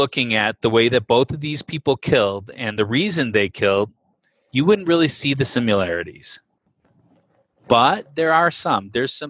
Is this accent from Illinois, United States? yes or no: yes; Chicago, Illinois, United States; I am from Chicagoland area.